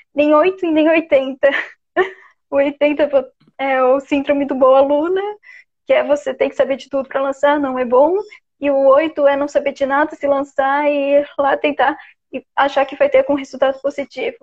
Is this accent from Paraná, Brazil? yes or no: no; Florianópolis, Santa Catarina, Brazil; eu sou de Floripa mesmo. O sotaque é uma característica minha que acho que eu vou morrer e nunca vou saber de onde veio